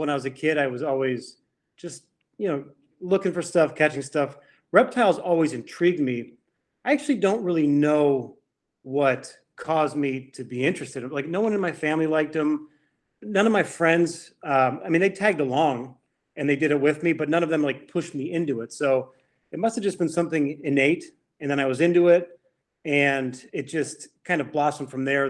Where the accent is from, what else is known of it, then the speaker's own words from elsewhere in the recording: Cleveland, Ohio, United States; moved away as an adult; also born or lived in Miami, Florida / Louisiana; I grew up in Cleveland. But then I moved to Miami, Florida for 10 years